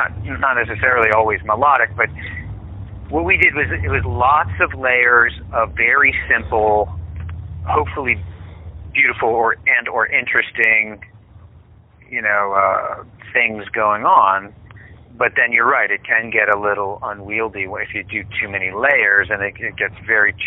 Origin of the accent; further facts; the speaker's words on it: Pennsylvania, United States; when we grew up, we grew up in Pennsylvania